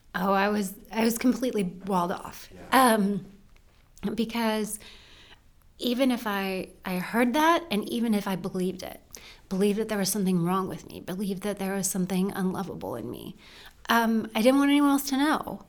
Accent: rural Western Pennsylvania, United States; I was born in Western Pennsylvania, rural Western Pennsylvania. Um, lived there with my mom and my dad and my brother

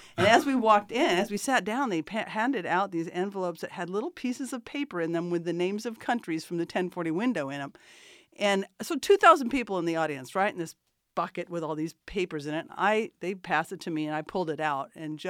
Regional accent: Mojave Desert, California, United States; moved away; Yeah, I was born and raised in the Mojave Desert.

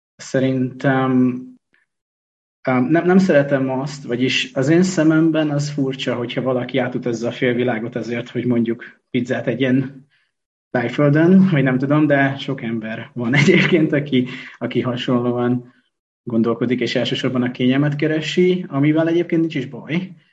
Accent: Hungary; moved away as an adult; also born or lived in China; sváb településen nőttem föl

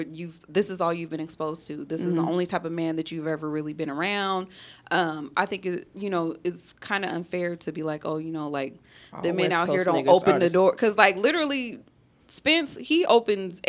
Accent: San Diego, California, United States; now in Las Vegas, United States; me living out here, like, you would have to know me personally for you to know that I'm from San Diego

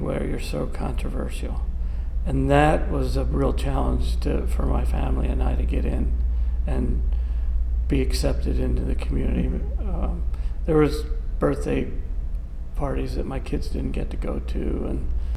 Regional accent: Gibbstown, New Jersey, United States; moved away as an adult; also born or lived in Yosemite National Park / Grand Canyon / Glen Canyon; I was born and raised in Gibbstown, New Jersey.

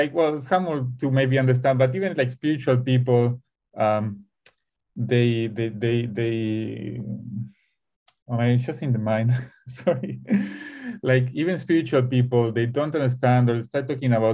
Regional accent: Buenos Aires, Argentina; something always pulls me back to Buenos Aires. I'm from Argentina.

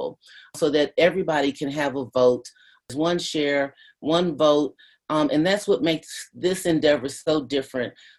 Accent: Louisville, Kentucky, United States; I grew up with in West Louisville

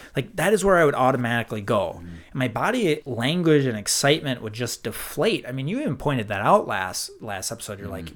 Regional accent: Minnesota, United States; accent: Minnesota; I love my Minnesota accent

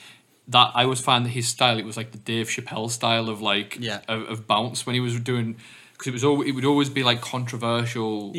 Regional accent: England, United Kingdom; I've come from England

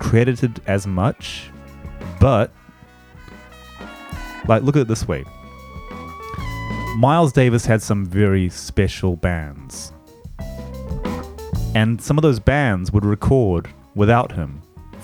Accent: New Zealand; now in Japan; the house I grew up in New Zealand was very bicultural

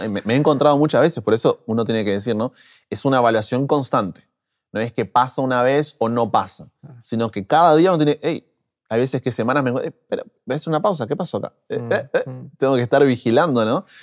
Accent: Buenos Aires, Argentina; moved away as an adult; now in Brazil; Soy nacido en Argentina, Buenos Aires, ¿no es cierto? Allí de la capital.

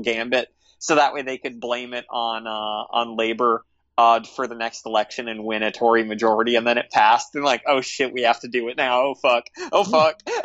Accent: United States; as an American

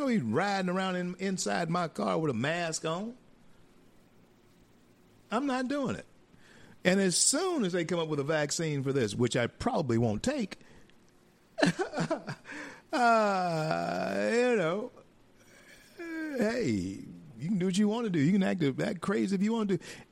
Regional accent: northern Louisiana, United States; also born or lived in Grand Cane, Louisiana; I'm from northern Louisiana.

